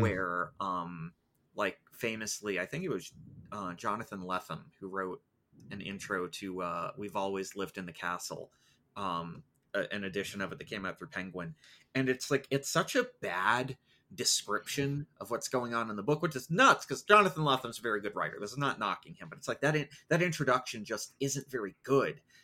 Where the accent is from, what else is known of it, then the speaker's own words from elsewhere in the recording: United States; because I'm American